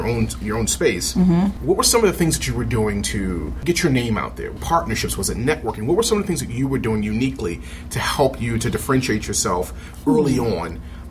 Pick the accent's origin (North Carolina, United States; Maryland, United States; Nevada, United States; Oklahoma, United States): Maryland, United States; Baltimore; I'm from Baltimore.